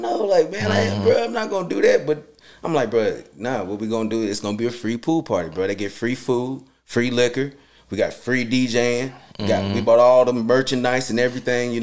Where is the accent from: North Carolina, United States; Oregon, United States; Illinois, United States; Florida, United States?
North Carolina, United States; Charlotte; growing up in Charlotte